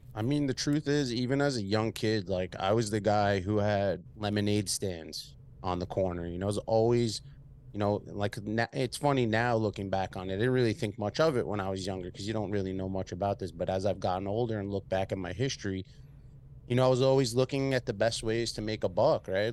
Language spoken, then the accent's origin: English; Long Island, New York, United States; accent: Long Island, New York City; I'm from Long Island, so I have a, I'm a spin kinda, like, merged into a Long Island, New York City accent over the years